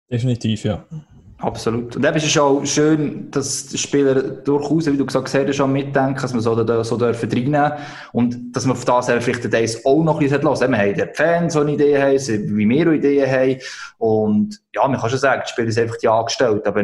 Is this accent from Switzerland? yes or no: yes; Switzerland; als Schweizer können WM schon aufregen